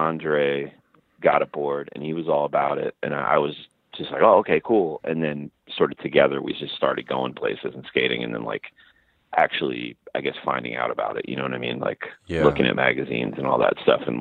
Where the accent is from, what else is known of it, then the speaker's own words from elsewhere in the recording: Long Island, New York, United States; moved away as an adult; I lived on Long Island in New York until I was about 18